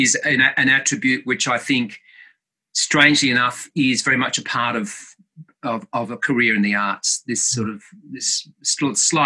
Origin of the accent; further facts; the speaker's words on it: Tamworth, New South Wales, Australia; I was born in Tamworth, and my parents were very much the mainstays of the musical theatre company there